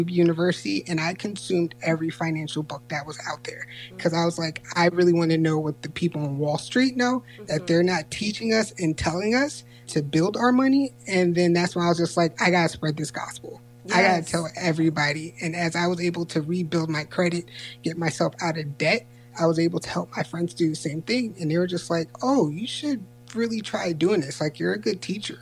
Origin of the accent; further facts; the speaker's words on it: Yonkers, New York, United States; moved away as an adult; now in Princeton, United States; I'm in Princeton, New Jersey right now, but I grew up in Yonkers, New York